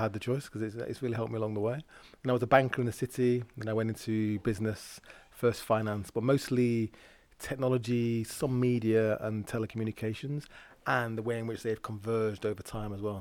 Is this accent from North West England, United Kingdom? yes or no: yes; Lancashire, North West England, United Kingdom; I grew up in the Milltown, Lancashire